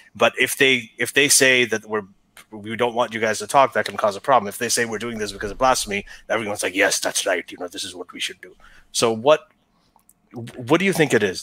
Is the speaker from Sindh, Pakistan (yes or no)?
no; Lahore, Punjab, Pakistan; I was born in Lady Wellington